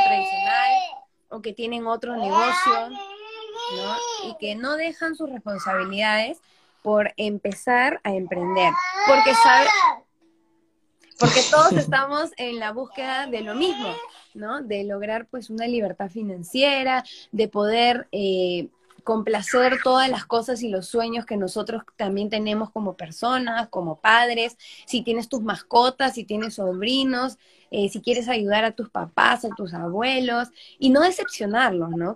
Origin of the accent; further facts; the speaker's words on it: Peru; moved away; vivo fuera de mi país, yo soy de Perú